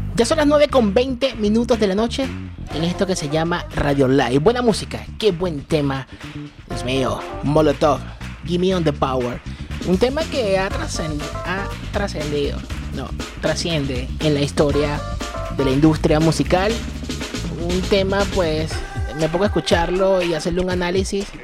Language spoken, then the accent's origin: Spanish; Venezuela; mi país, Venezuela